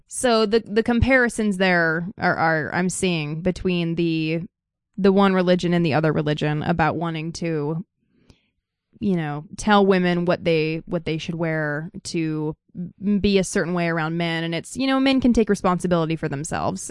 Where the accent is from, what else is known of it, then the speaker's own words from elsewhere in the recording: Idaho, United States; I'm from Idaho